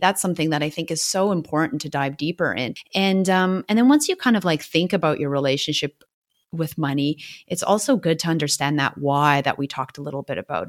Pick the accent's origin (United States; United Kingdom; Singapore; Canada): Canada; now in Melbourne, Australia; I'm a Canadian living in Wurundjeri land in Australia, also known as Melbourne.